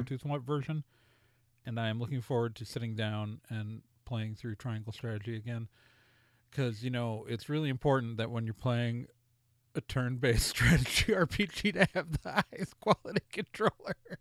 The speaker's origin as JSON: {"language": "English", "town": "Milwaukee", "region": "Wisconsin", "country": "United States", "tie": "born or raised there", "said": "as a kid growing up in Milwaukee"}